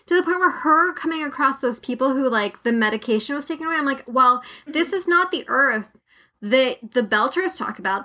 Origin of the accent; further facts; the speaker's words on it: United States; as an American citizen